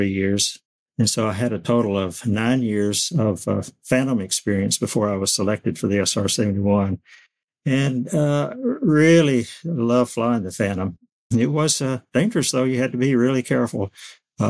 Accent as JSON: {"language": "English", "town": "Florence", "region": "Alabama", "country": "United States", "tie": "born or raised there", "said": "I was raised in Florence, Alabama, up in the northwest corner of Alabama on the Tennessee River"}